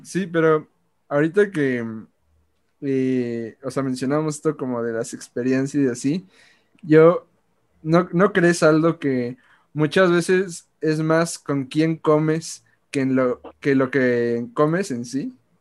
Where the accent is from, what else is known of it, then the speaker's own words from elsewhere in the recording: Mexico; nosotros somos mexicanos